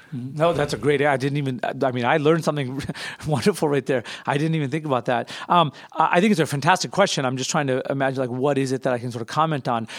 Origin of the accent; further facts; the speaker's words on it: United States; I'm an American Muslim. I've lived here almost my entire life